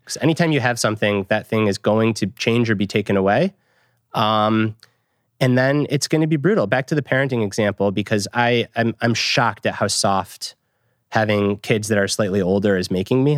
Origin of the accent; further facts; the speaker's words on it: Michigan, United States; I grew up in Michigan.